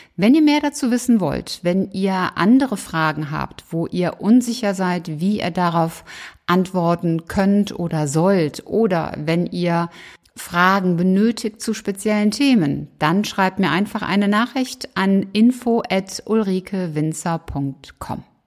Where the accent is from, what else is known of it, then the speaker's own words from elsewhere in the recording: Cologne, North Rhine-Westphalia, Germany; in Köln, in meiner Heimat